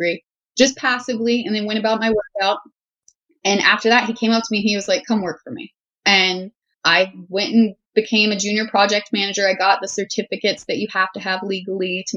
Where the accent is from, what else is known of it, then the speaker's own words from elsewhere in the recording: Houston, Texas, United States; I grew up in Southern Texas, the Houston area